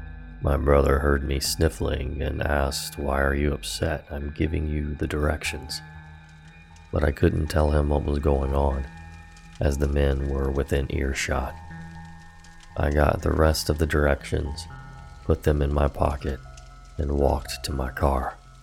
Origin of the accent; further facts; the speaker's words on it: Maryland, United States; I was from Maryland, but had not yet spent time in that city.